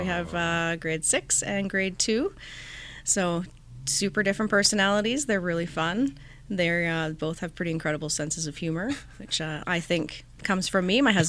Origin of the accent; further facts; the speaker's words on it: Langford, British Columbia, Canada; So I was born in Victoria.